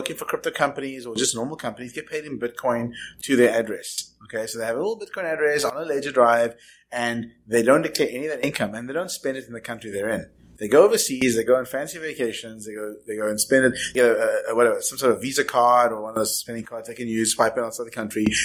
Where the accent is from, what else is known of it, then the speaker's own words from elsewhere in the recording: South Africa; I'm from South Africa